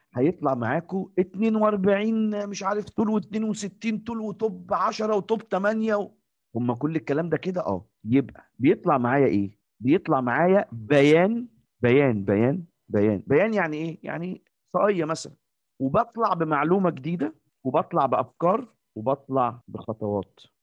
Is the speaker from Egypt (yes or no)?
yes; Egypt; إحنا المصريين، إحنا كمصريين